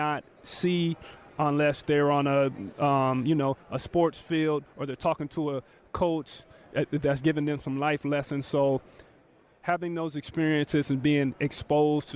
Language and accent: English; Tacoma, Washington, United States; I grew up in Tacoma, Washington, and then I get drafted to Seattle